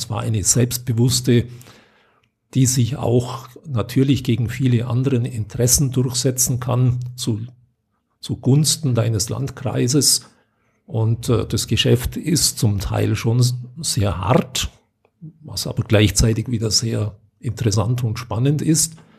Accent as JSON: {"language": "German", "area": "Unterallgäu", "region": "Bavaria", "country": "Germany", "said": "Ich komme selber aus dem Unterallgäu."}